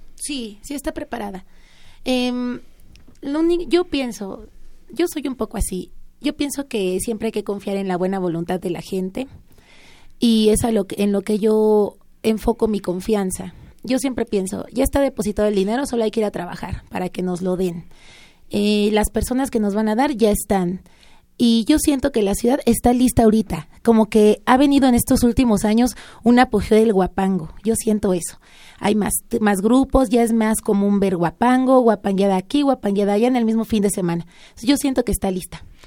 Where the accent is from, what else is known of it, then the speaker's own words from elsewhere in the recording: Mexico City, Mexico; Yo nací en la ciudad, sí, nací aquí